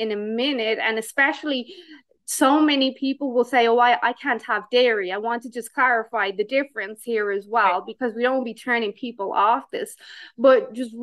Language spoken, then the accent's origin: English; Ireland; now in Canada; I still am Irish